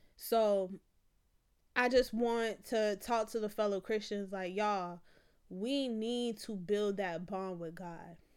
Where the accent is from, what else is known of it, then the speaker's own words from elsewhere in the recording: Florida, United States; I'm from Florida